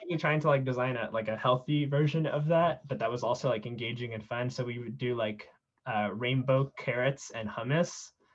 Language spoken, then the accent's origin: English; South San Francisco, California, United States; I grew up in South San Francisco